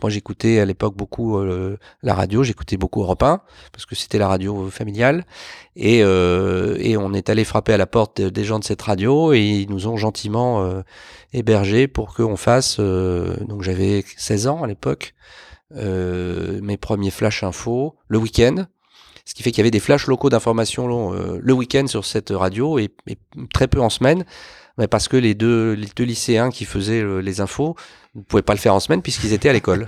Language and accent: French; Lisieux, Normandy, France; moved away; also born or lived in Bordeaux / Paris; je suis natif d'une, une commune de Normandie, euh, aujourd'hui réunifiée, qui s'appelle Lisieux